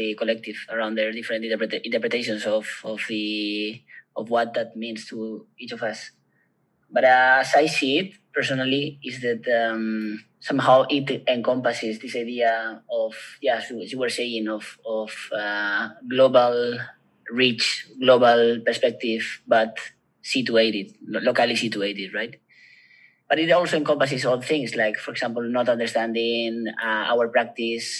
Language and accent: English; Basque Country, Spain; moved away as an adult; now in Catalonia, Spain; I'm from the Basque Country. I first learned about transition design while I was in the Basque Country, and now I'm living in Catalonia